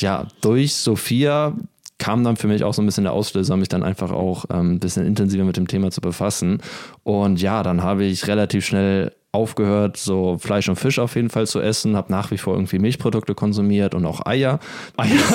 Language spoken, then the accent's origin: German; Germany; moved away; in Deutschland als Deutscher